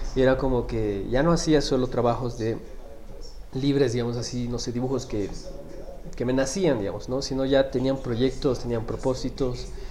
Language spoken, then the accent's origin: Spanish; Bolivia